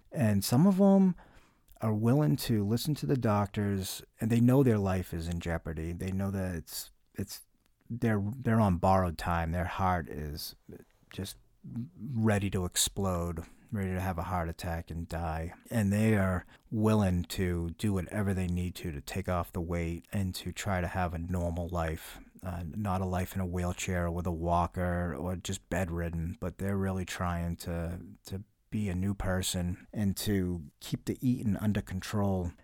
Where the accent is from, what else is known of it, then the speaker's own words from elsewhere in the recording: New England, United States; I'm from New England